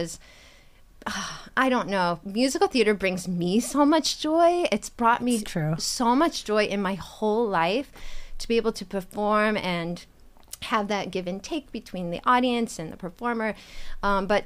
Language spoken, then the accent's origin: English; Indiana, United States; moved away as an adult; now in Holyoke, United States; I grew up dancing. I'm from Indiana